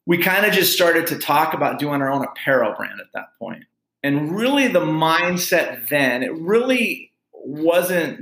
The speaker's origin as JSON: {"language": "English", "town": "Phoenix", "region": "Arizona", "country": "United States", "tie": "born or raised there", "said": "my brother and I grew up here in West Phoenix, kind of a blue collar upbringing"}